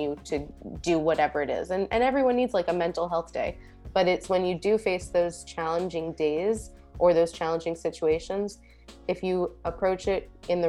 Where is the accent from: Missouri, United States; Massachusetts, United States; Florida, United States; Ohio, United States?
Florida, United States; Fort Lauderdale; I grew up in Fort Lauderdale